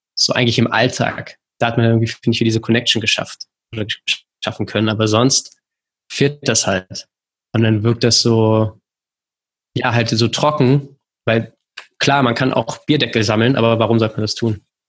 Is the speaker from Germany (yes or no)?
yes; Berlin, Germany; ich komme aus Berlin